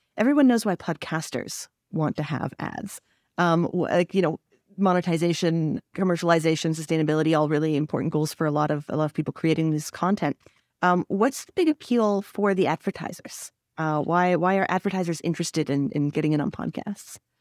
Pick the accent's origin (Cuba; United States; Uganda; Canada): Canada; also born or lived in French Canada; as a Canadian